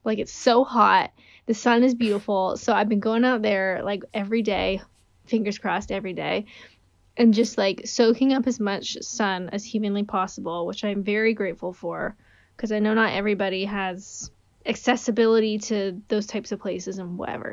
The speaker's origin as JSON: {"language": "English", "country": "Canada", "said": "I'm Canadian"}